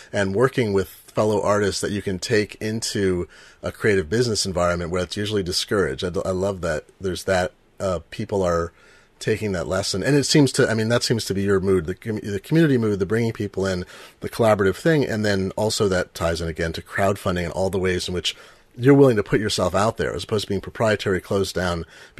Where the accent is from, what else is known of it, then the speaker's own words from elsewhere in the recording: Eugene, Oregon, United States; I grew up in Eugene, Oregon, and everything was a collective